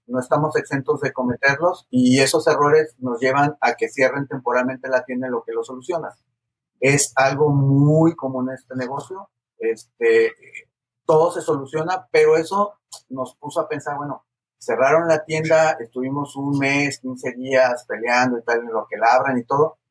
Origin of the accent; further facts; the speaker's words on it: Guadalajara, Jalisco, Mexico; moved away as an adult; now in The Woodlands, United States; soy mexicano, este, originario del occidente del país, del estado de Jalisco, la ciudad de Guadalajara